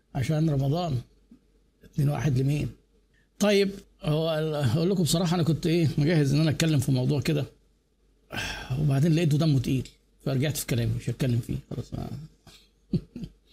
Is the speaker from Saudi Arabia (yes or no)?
no; Egypt; عندنا في مصر